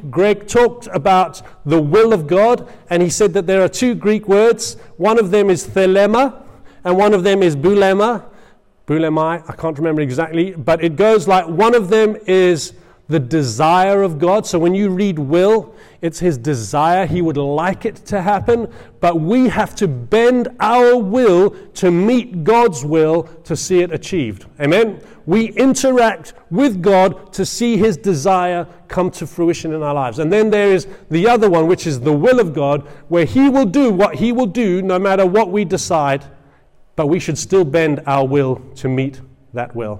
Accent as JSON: {"language": "English", "region": "England", "country": "United Kingdom", "said": "I'm an Englishman, and I am"}